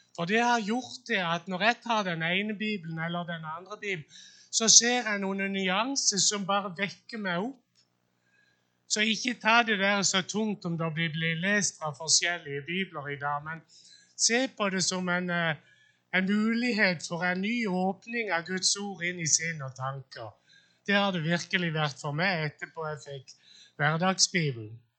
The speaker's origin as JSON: {"language": "Norwegian", "area": "Sjøllingstad", "region": "Agder", "country": "Norway", "tie": "born or raised there", "said": "jeg vokste opp på Sjøllingstad"}